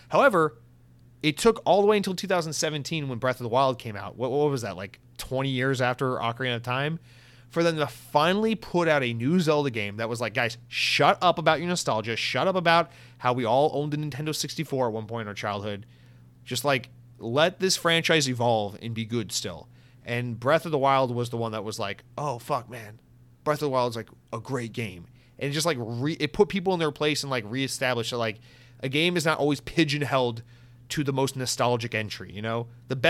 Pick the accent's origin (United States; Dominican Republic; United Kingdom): United Kingdom; I'm going to click off and give a 2-star rating on iTunes because I'm a British listener.